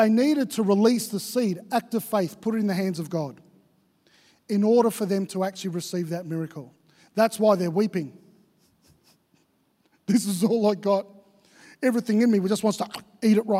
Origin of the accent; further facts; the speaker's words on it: Victoria, Australia; now in Queensland, Australia; I grew up in Victoria